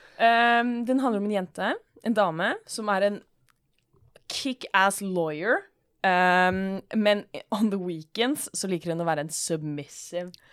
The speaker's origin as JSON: {"language": "Norwegian", "country": "Norway", "said": "Jeg er jo norsk"}